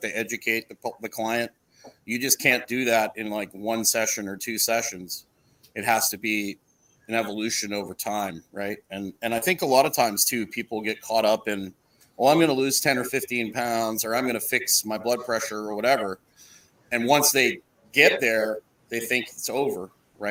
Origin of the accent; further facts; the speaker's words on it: Canada; I'm Canadian